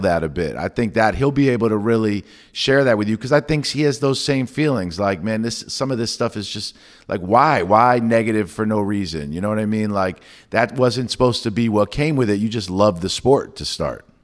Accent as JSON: {"language": "English", "region": "New York", "country": "United States", "tie": "born or raised there", "said": "I grew up in New York"}